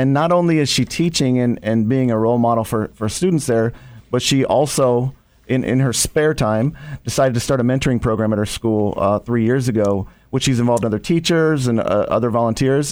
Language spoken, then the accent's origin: English; Ohio, United States; now in Chicago, United States; I didn't grow up in Chicago. I grew up in Ohio